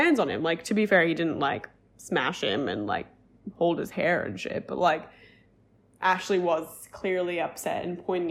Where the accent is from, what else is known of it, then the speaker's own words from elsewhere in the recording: Australia; I'm Australian